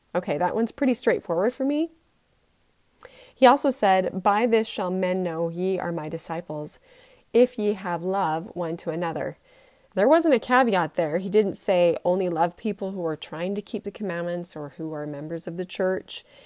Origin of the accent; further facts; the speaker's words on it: Utah, United States; I was born and bred in Utah